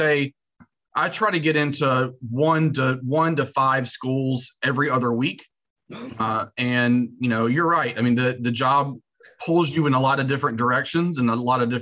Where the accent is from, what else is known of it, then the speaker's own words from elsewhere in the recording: North Carolina, United States; moved away as an adult; also born or lived in New York / Texas; Born and raised in North Carolina